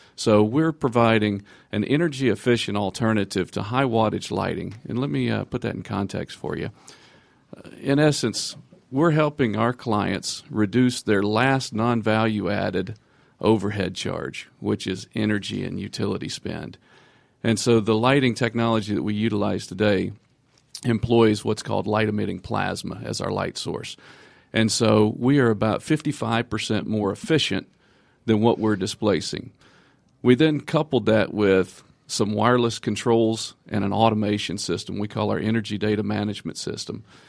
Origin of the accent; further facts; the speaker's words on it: Georgia, United States; I'm actually from Georgia